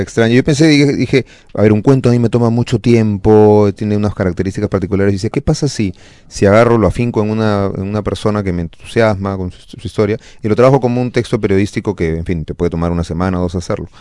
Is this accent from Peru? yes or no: yes; Peru; así somos los peruanos